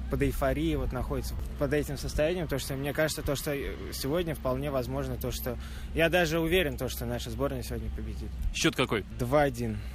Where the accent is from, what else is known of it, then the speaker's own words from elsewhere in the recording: Moscow, Russia; Из Москвы. Я тоже из Москвы.